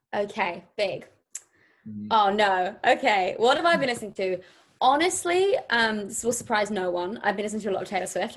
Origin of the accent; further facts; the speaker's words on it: near Brighton, South East England, United Kingdom; moved away as an adult; now in London, United Kingdom; I grew up in a near a place called Brighton, which is south of London on the coast. And I really mainly grew up in like a tiny village in like the middle of the countryside.